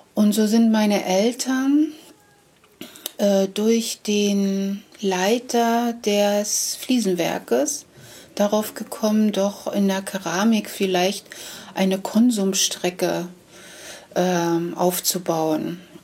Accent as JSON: {"language": "German", "town": "Karstädt", "region": "Brandenburg", "country": "Germany", "tie": "born or raised there", "also_born_or_lived": "Meissen / Heiligendamm / Schwerin", "moved": "yes", "lives_now": "Sukow, Germany", "said": "ich komme gebürtig aus dem Bezirk Schwerin. Karstedt ist der Ort."}